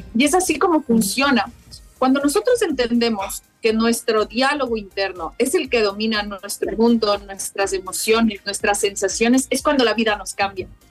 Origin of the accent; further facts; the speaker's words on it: Ecuador; now in Madrid, Spain; mi tierra maravillosa